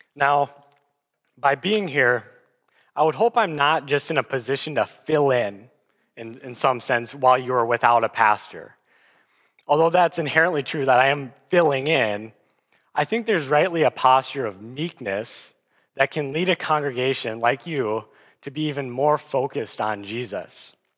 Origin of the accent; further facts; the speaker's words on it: Aberdeen, South Dakota, United States; moved away as an adult; now in Sioux Falls, United States; I'm originally from Aberdeen, South Dakota, and I came down to Sioux Falls for college